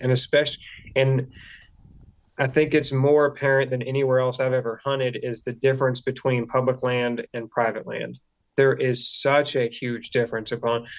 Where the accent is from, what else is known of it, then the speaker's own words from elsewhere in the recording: Delaware, United States; also born or lived in South Carolina; I grew up in Delaware. It's not pretty here